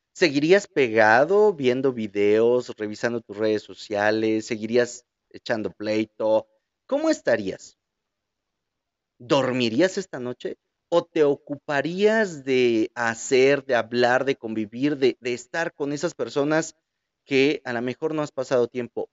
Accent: Mexico; Como buenos mexicanos

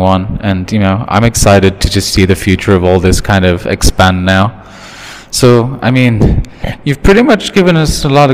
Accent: United Kingdom; now in Thailand; I'm British.

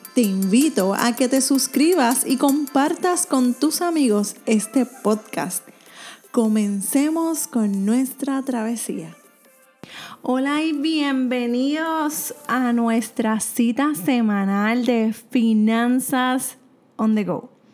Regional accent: Puerto Rico; soy de Puerto Rico

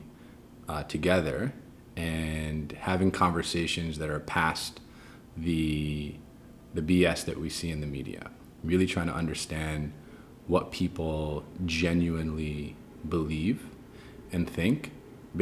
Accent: New York City, New York, United States; So I was born in Queens, New York. My parents are immigrants, Egyptian Muslims. I grew up in, I'd say, more of a conservative Muslim household

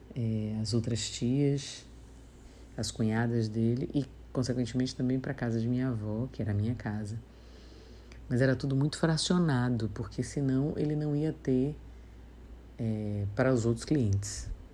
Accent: Salvador, Bahia, Brazil; um tio-avô que tinha um açougue em Piripiri, no subúrbio ferroviário, onde eu morei boa parte da vida.

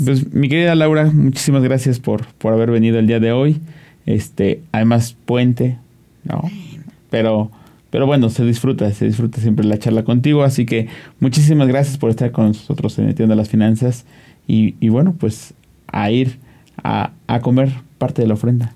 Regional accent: Mexico; Como mexicanos

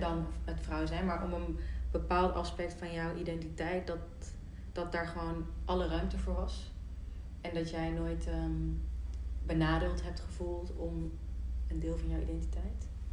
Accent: North Brabant, Netherlands; als mede-Brabander

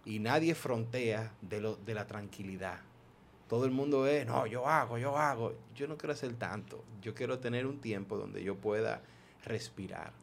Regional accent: Maryland, United States; moved away; yo me crié en Estados Unidos prácticamente, entonces en donde yo viví en Maryland

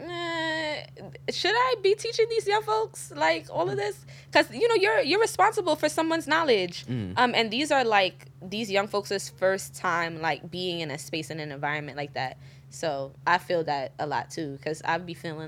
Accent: New York City, New York, United States; I'm from Bed-Stuy

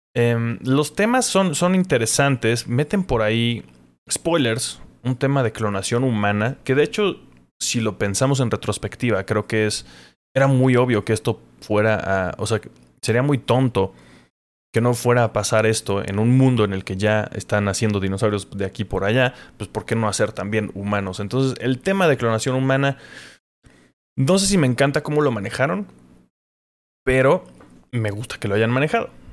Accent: Mexico

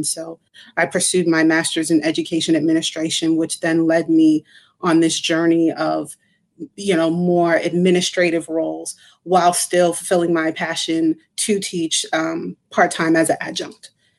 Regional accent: Cambridge, Massachusetts, United States; I grew up in Cambridge, went to Cambridge public schools my whole life. And, I wasn't a bad child because I came from a strict Caribbean household.

